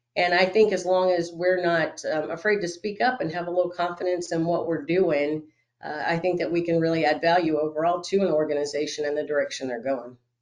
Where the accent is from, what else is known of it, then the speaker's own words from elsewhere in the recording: Florida, United States; moved away; I'm originally from Florida